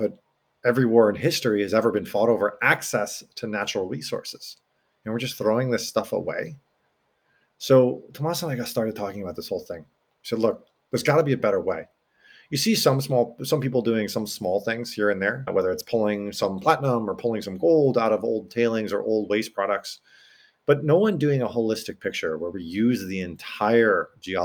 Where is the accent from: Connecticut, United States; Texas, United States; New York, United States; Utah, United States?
Connecticut, United States; I grew up in Connecticut